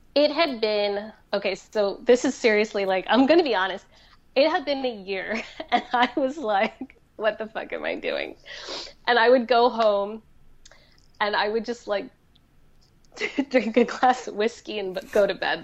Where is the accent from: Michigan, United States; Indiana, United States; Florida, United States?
Florida, United States; the community I grew up around in Florida